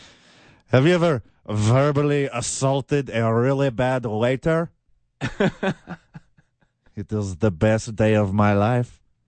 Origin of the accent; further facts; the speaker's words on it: Houston, Texas, United States; now in Albuquerque, United States; my hometown Houston Rockets?